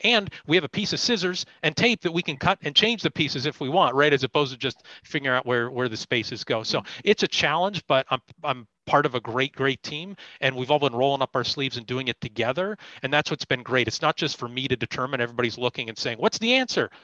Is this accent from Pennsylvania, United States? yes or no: yes; Erie, Pennsylvania, United States; I'm from Erie. Uh, I'm an Erie native, so b- born and raised